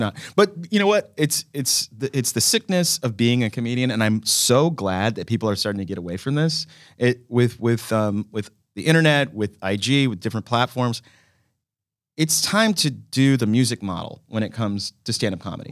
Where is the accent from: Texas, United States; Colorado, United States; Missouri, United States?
Texas, United States; Dallas; I grew up in Dallas, Texas.